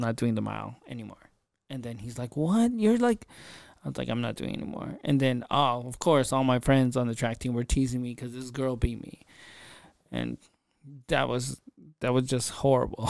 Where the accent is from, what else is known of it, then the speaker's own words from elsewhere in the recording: Philippines; I'm Filipino, and so is my father.